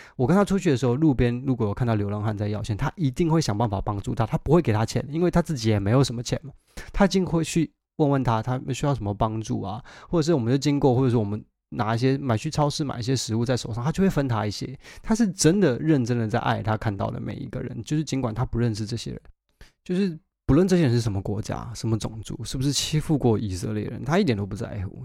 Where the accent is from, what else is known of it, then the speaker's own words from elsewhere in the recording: Taiwan; moved away as an adult; now in London, United Kingdom; 我在台湾长大啊